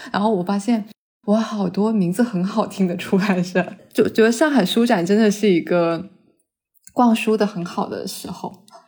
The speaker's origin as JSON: {"language": "Chinese", "region": "southern China", "country": "China", "said": "我是个南方人"}